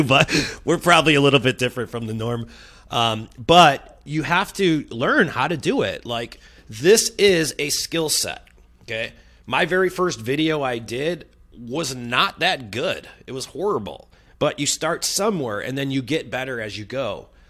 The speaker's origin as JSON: {"language": "English", "town": "Chicago", "region": "Illinois", "country": "United States", "moved": "as an adult", "lives_now": "San Diego, United States", "said": "I'm coming in as a transplant. I'm from Chicago"}